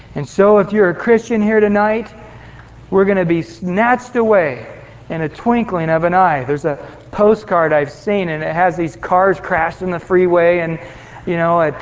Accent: Visalia, California, United States; I grew up in Visalia, right at the foot of the sequoias in Yosemite

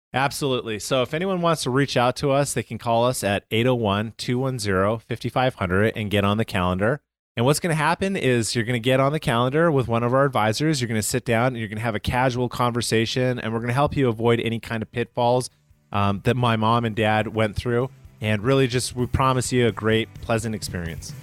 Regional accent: Calgary, Alberta, Canada; moved away; I'm from Calgary, Canada.

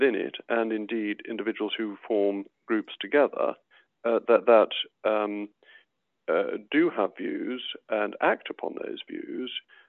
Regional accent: United Kingdom; I'm also very proud to be British.

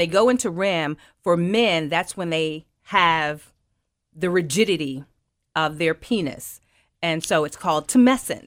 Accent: Memphis, Tennessee, United States; born and raised in Memphis

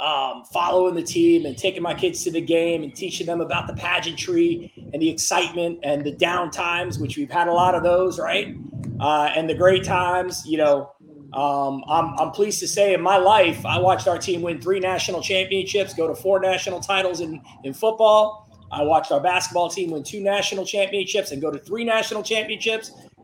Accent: New York City, New York, United States; moved away; also born or lived in Florida; Brooklyn, New York. So I grew up in Brooklyn, New York.

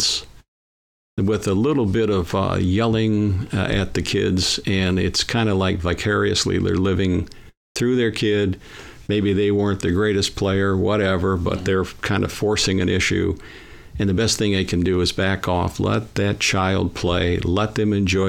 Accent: Lorain, Ohio, United States; I was born in Lorain, Ohio, just a little bit left of the stadium, going west

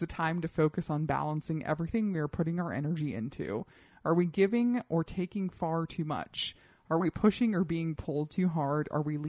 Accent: Colorado, United States; I grew up in Colorado.

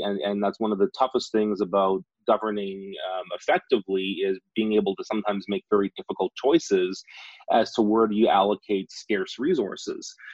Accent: Saskatchewan, Canada; I grew up in Saskatchewan. I'm a Western Canadian

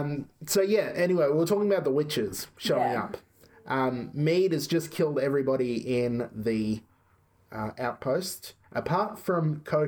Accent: Australia

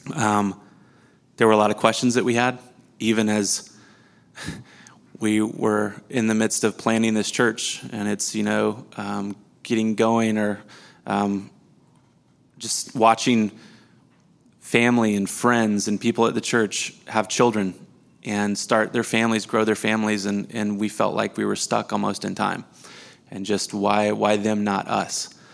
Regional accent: Missouri, United States; I was born and raised in Missouri, same city, same house I grew up

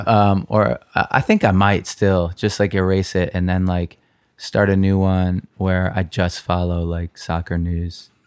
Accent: New York, United States; I grew up here in New York

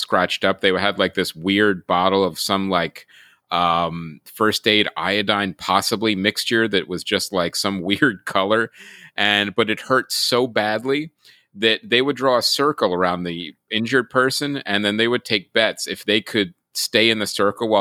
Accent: Pennsylvania, United States; I grew up in Pennsylvania

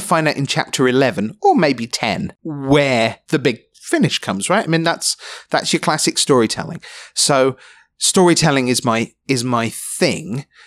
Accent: London, United Kingdom; I was, gr-, grew up in London

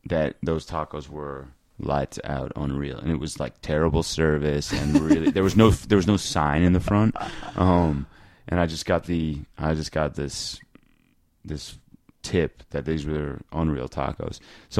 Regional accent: Washington, District of Columbia, United States; moved away as an adult; also born or lived in Flagstaff; "Where are you from?" And I was like, "Washington, D.C.

